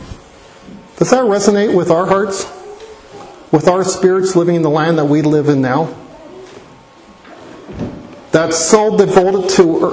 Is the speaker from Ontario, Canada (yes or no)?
yes; Hamilton, Ontario, Canada; moved away as an adult; I grew up in Hamilton, Ontario